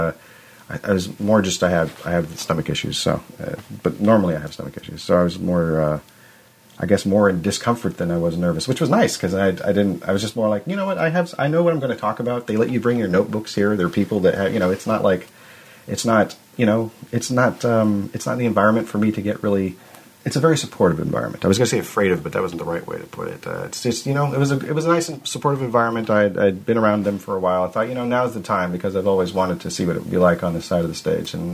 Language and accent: English; Arcata, California, United States; moved away as an adult; also born or lived in Washington; I'm from where I'm at now. I moved back to Arcata was my hometown, and Eureka is near it